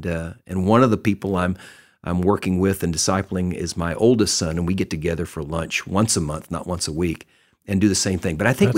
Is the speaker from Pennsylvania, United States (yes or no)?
no; Texas, United States; I grew up in Texas